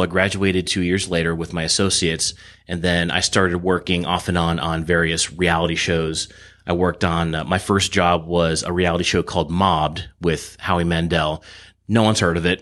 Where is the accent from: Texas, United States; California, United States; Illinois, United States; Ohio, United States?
California, United States; Irvine; also born or lived in Los Angeles, California; now in Coachella Valley, United States; I grew up in Irvine. S, uh, lived there until I was twenty-one, then I moved to L A to go to film school